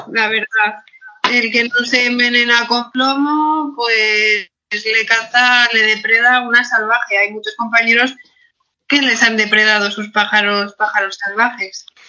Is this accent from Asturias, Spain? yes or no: yes; Asturias, Spain; Yo en Asturias